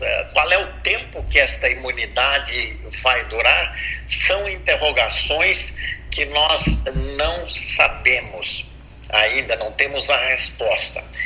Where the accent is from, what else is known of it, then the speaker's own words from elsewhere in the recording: Brazil; como brasileiro